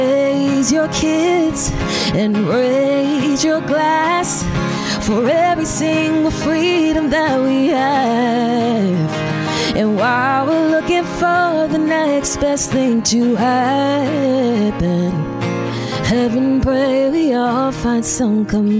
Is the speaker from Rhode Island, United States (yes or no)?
no; Baltimore, Maryland, United States; moved away as an adult; now in Nashville, United States; Baltimore, Maryland.